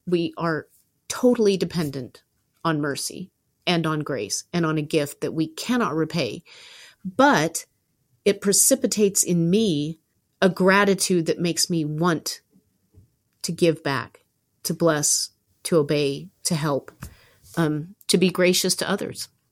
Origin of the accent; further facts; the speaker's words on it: Southern California, United States; also born or lived in Berkeley, California; I went home immediately to my hometown in, in Southern California from Berkeley